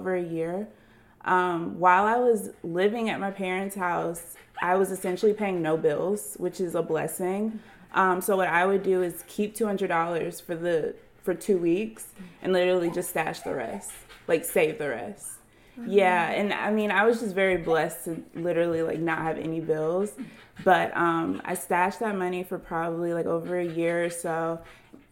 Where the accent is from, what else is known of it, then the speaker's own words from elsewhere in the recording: Atlanta, Georgia, United States; I am from Atlanta, Georgia.